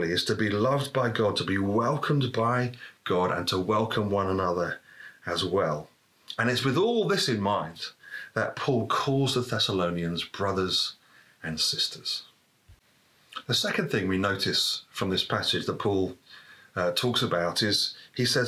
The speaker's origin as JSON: {"language": "English", "country": "United Kingdom", "said": "as British people"}